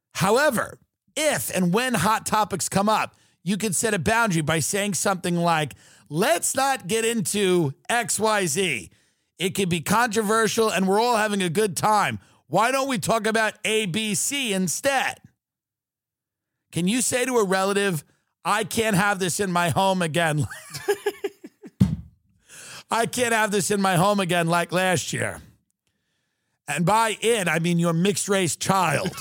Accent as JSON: {"language": "English", "country": "United States", "said": "being an American"}